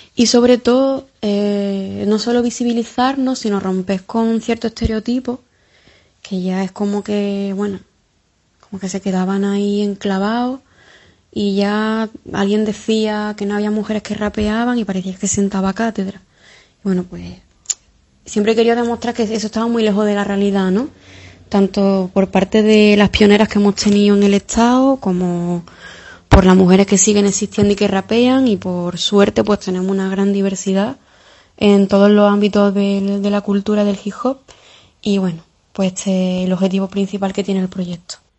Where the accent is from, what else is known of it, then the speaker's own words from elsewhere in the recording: Jaén, Andalusia, Spain; moved away as an adult; now in Cádiz, Spain; yo soy una chavalita de Jaén, que llevo ya unos 6 o 7 años por Cádiz viviendo